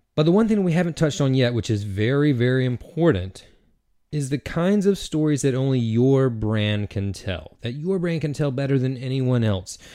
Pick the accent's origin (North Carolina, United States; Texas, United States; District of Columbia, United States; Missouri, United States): North Carolina, United States; Eastern; I am from Eastern North Carolina, and I grew up an athlete.